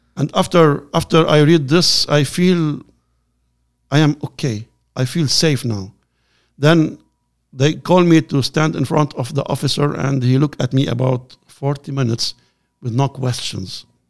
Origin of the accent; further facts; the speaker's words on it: Lebanon; I am from Lebanon.